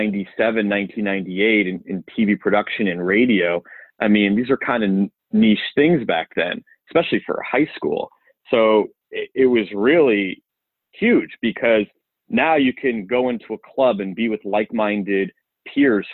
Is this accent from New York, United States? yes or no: yes; Syosset, New York, United States; now in Charlotte, United States; I grew up in Nassau County, Long Island, a town called Syosset